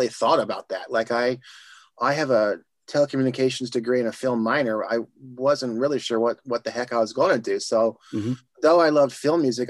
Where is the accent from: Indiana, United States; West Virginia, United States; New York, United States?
Indiana, United States; now in Los Angeles, United States; Growing up in Indiana